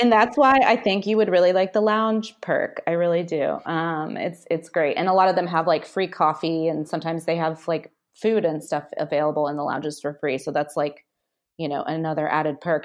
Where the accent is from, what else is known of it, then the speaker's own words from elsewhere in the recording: Nashville, Tennessee, United States; I grew up in Nashville, Tennessee